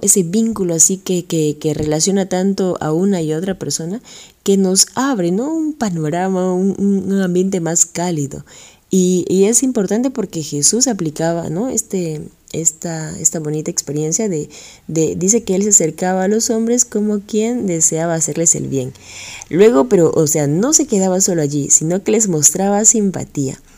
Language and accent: Spanish; Lima, Peru; moved away as an adult; now in Tocache, Peru; soy de Lima, Perú